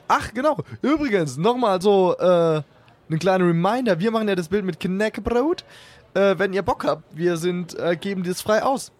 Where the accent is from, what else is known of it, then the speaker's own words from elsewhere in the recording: Karlsruhe, Baden-Württemberg, Germany; moved away; ich komme ursprünglich aus Karlsruhe